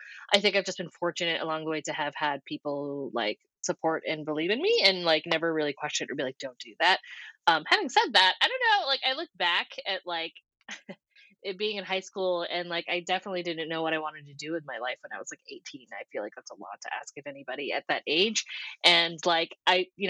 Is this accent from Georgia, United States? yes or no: no; New Hampshire, United States; moved away as an adult; also born or lived in Scotland; now in Los Angeles, United States; I'm born and raised in New Hampshire